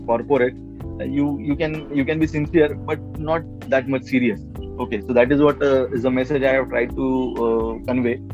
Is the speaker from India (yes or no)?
yes; India; first language Marathi; English is a second language; in india the first language of we indians is not english okay mm. So, like uh, my mother tongue is Marathi. I speak Hindi also.